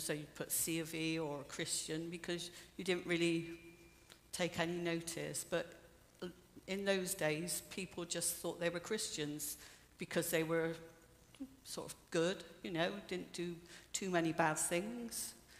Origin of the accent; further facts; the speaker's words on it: Bristol, South West England, United Kingdom; accent: Bristolian; I was born in Bristol. I lived at High Ridge, which is just up the road